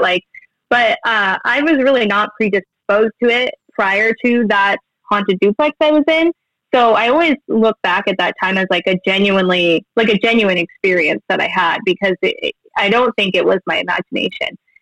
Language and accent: English; Billings, Montana, United States; I'm from Billings, Montana